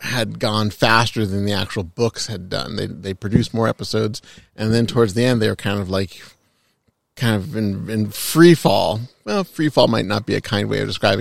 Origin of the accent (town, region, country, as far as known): Southern California, United States; born or raised there